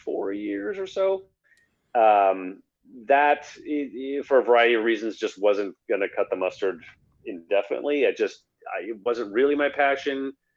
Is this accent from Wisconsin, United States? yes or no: yes; Milwaukee, Wisconsin, United States; also born or lived in Washington, D.C.; So I'm from Milwaukee originally. You know, I grew up here and I went to UW Milwaukee undergrad.